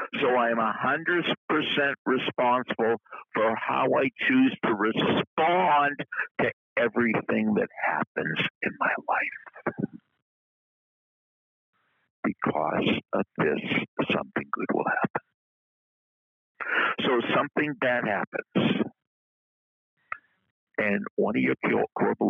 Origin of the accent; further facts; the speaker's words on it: New England, United States; we're both from New England